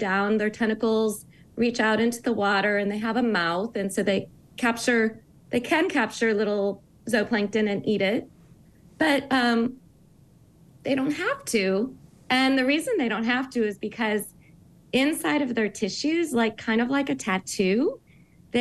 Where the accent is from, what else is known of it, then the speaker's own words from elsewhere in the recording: St. Louis, Missouri, United States; I grew up really landlocked in Missouri and St. Louis